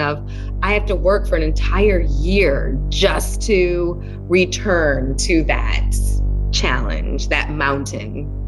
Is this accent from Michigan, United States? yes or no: yes; West Bloomfield, Michigan, United States; I grew up in West Bloomfield, Michigan, outside of Detroit, Michigan